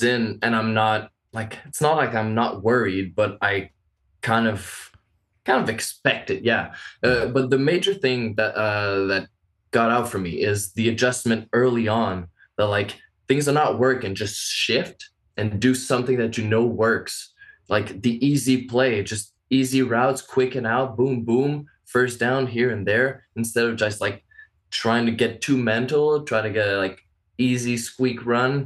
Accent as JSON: {"language": "English", "town": "Montreal", "region": "Quebec", "country": "Canada", "said": "So I'm from Canada."}